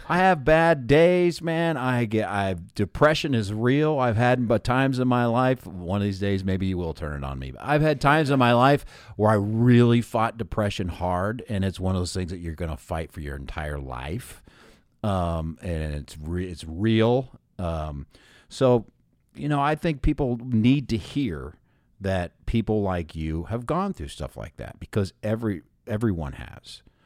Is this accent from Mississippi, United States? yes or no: no; Columbus, Ohio, United States; now in Loveland, United States; I'm from Columbus